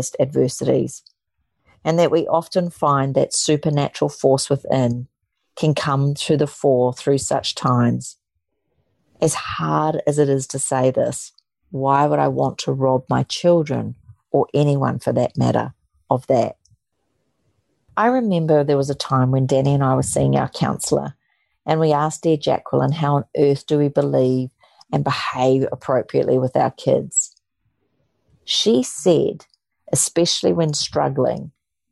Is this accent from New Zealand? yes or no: yes; New Zealand; moved away; my roots of growing up in New Zealand